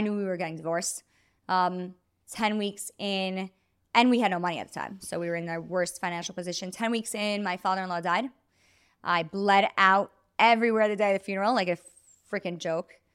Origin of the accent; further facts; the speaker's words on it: New York City, New York, United States; I am from Brooklyn, New York, Jewish community, um, sixth generation New Yorker